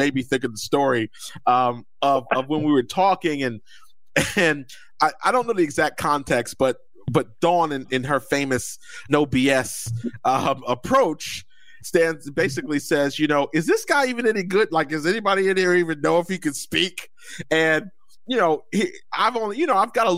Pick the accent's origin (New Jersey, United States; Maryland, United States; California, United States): New Jersey, United States; I'm from Jersey